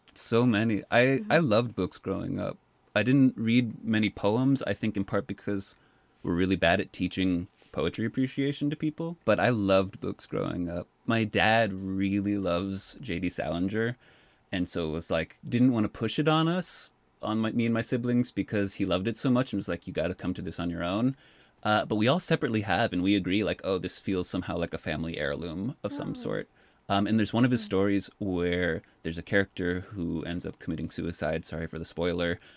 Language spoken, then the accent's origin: English; Boston, Massachusetts, United States; I was born in Boston and spent the first 13 years of my life there